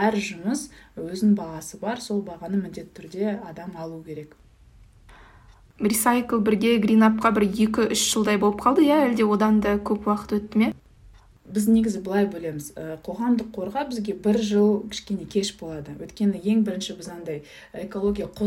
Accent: Kazakhstan; moved away; өйткені өзім ауылда тудым ауылда өстім

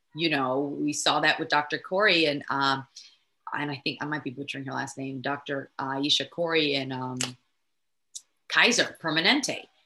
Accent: Nigeria; I'm Nigerian

